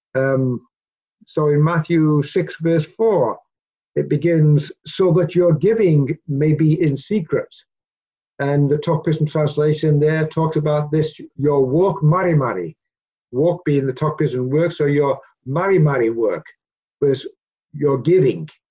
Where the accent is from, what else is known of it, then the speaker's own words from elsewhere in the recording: Peterborough, Ontario, Canada; moved away; also born or lived in Papua New Guinea; growing up in the church um, in Peterborough, uh, back in the uh, 60s